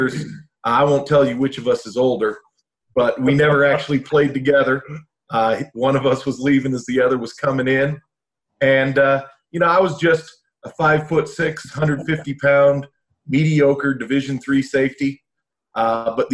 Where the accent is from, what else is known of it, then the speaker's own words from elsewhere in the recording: Colorado Springs, Colorado, United States; I'm a local kid, born and raised in Colorado Springs.